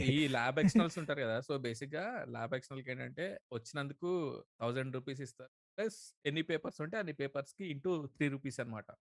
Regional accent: Khammam district, Telangana, India; నాది ఖమ్మం డిస్ట్రిక్ట్

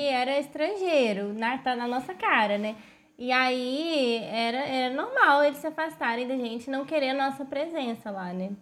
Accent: Brazil

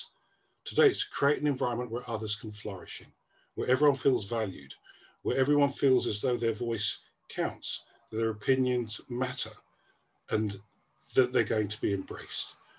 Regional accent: Gambia; moved away; I was born in Gambia

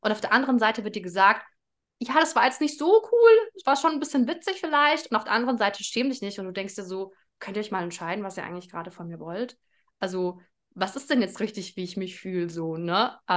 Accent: Germany; Ich bin in Deutschland geboren.

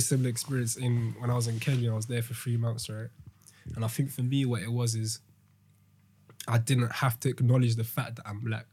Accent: London, United Kingdom; I've been born and raised in London

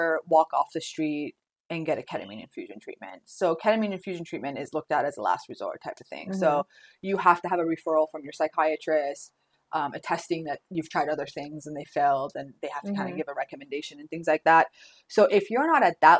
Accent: Orange County, California, United States; also born or lived in North Hollywood; when I moved back home, when I moved back to Orange County from North Hollywood

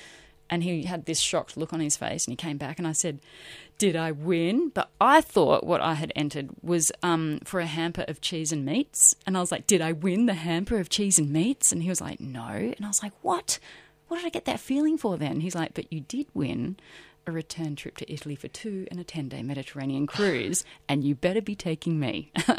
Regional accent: Broken Hill, New South Wales, Australia; I'm from Broken Hill. I shouldn't be here.

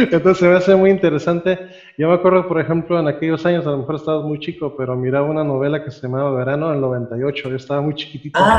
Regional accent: Costa Rica; also born or lived in Nicaragua; now in Mexico; yo no soy realmente mexicano, yo nací en Centroamérica, yo soy costarricense

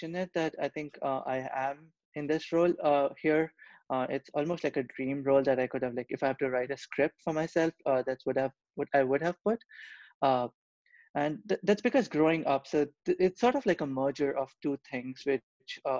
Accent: Kolkata, West Bengal, India; moved away as an adult; also born or lived in Europe; now in United States; I was born and brought up in Kolkata, India.

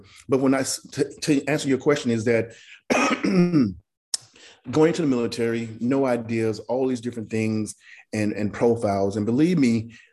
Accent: Mississippi, United States; moved away; I came from Mississippi, a place that's this big with no future plans whatsoever, but to go on the road. Grew up very poor

